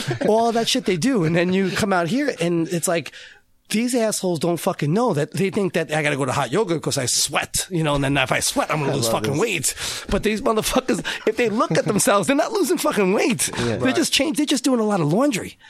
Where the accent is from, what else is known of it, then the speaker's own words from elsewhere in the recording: Selden, New York, United States; I'm from Selden